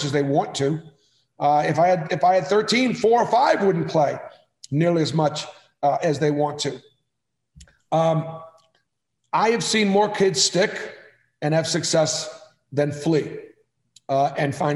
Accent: Boston, Massachusetts, United States; moved away as an adult; also born or lived in Palo Alto, California / Iowa / Indiana / Milwaukee, Wisconsin; now in Alabama, United States; I grew up in Boston, never thought I'd leave

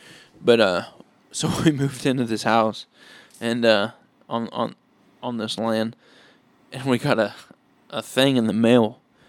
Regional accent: Palestine, Texas, United States; went right back to, I think we're from Palestine, right?

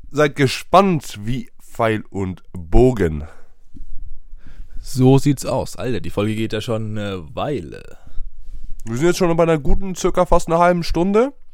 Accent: Sweden; German is a second language; Das ist genauso wie bei uns in Schweden, wenn ich das kurz einwerfen darf, wie in Basketball.

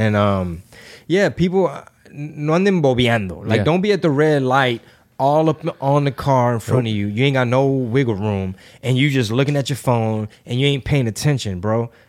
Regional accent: Houston, Texas, United States; Like, I mean, I grew up in Houston. You're from the Houston area. We're from here, born and raised.

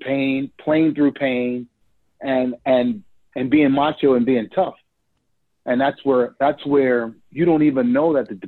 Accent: New Orleans, Louisiana, United States; So I'm from New Orleans, Louisiana. Grew up in two rough parts of town, born and raised in the Third Ward

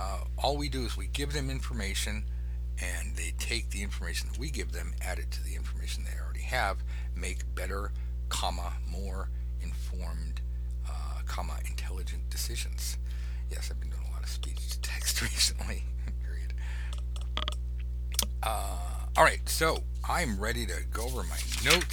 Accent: Los Angeles, California, United States; I'm from Los Angeles. I grew up on McDonald's and Burger King and Coca-Cola

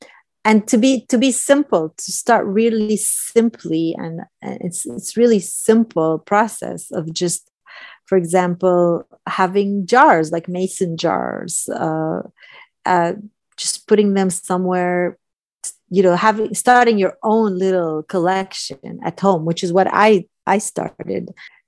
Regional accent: California, United States; I'm a Californian and I love California, but I've also never been to Big

